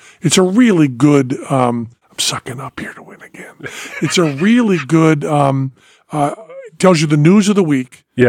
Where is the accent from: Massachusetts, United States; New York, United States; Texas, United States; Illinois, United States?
Massachusetts, United States; Greenfield; Greenfield, Massachusetts, my hometown